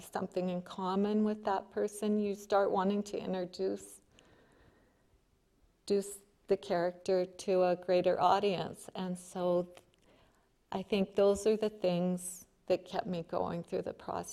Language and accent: English; Calgary, Alberta, Canada; now in Helena, United States; I was born and raised in Calgary, Alberta